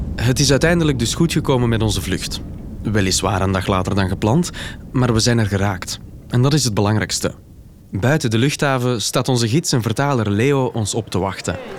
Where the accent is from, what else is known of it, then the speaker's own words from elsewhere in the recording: Mexico City, Mexico; Ik ben geboren in Mexico-stad